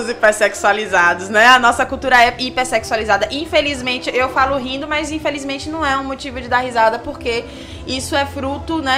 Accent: Salvador, Bahia, Brazil; now in Brasília, Brazil; Eu sou daqui de Salvador, mas eu moro em Brasília e eu vou pra cá cada dois meses atender.

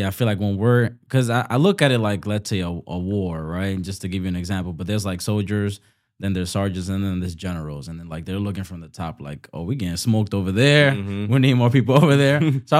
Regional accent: Bronx, New York, United States; you're from the Bronx, I'm from the Bronx. You know, we have different ethnicities, but I'm talking about the place that we grew up.

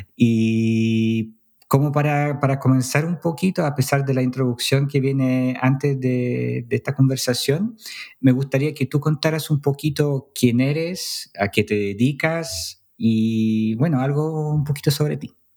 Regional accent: Poland; now in Chile; yo siendo polaco

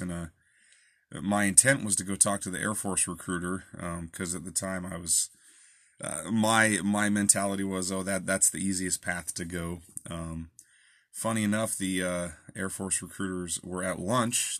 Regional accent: Olympia, Washington, United States; I'm from Olympia

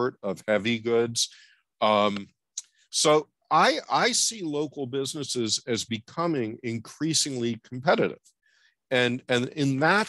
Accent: New York, United States; I grew up in New York, late 1950s, early 1960s

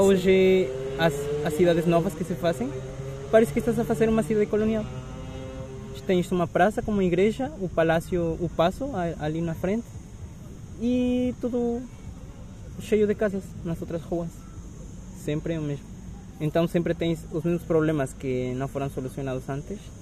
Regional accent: Mexico; Portuguese is a second language; now in Lisbon, Portugal

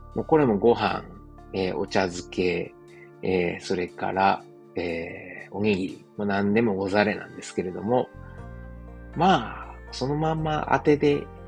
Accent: Osaka, Japan; moved away as an adult; now in Germany; 自分の実家であるですね、駒川あずまや、はい、親父とおかんがやってる、えー、大阪駒川いうところでね

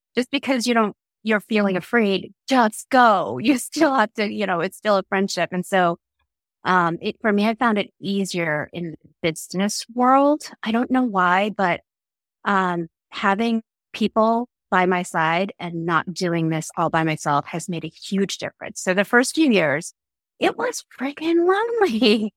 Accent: New York City, New York, United States; born or raised there; English is a second language; also born or lived in Philippines

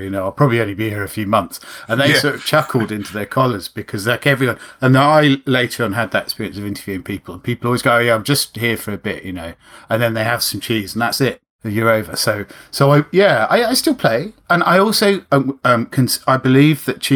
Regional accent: London, United Kingdom; also born or lived in Rotherhithe, London; I'm from Putney

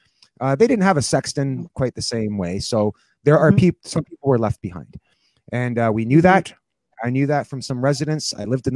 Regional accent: Toronto, Ontario, Canada; moved away as an adult; now in St. Catharines, Canada; I grew up in Toronto, but I live here in St. Catharines since a long time, like probably almost 30 years now

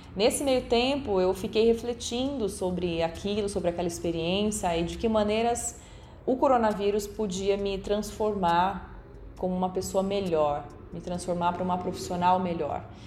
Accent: Bauru, São Paulo, Brazil; moved away as an adult; now in Jundiaí, Brazil; sou natural do município de Bauru, no interior de São Paulo. Atualmente eu vivo em Jundiaí

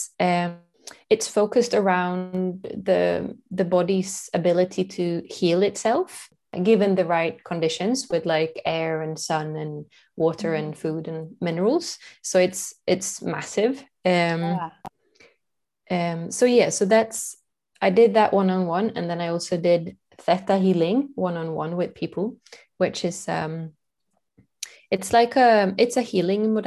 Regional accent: Sweden; I'm from Sweden

